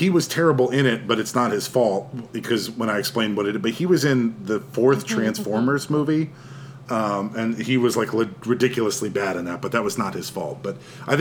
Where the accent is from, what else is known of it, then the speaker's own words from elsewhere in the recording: Texas, United States; I grew up in Texas